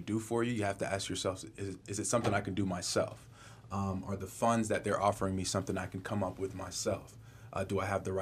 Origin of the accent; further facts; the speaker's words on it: West Palm Beach, Florida, United States; also born or lived in Denver, Colorado / Boca Raton, Florida; I'm from West Palm Beach, Florida.